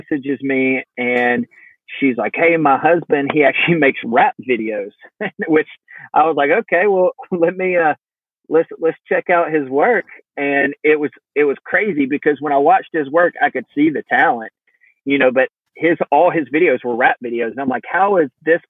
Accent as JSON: {"language": "English", "area": "the South", "region": "Georgia", "country": "United States", "tie": "born or raised there", "said": "we're from the South, we're in Georgia, and that's just kind of the way we're raised"}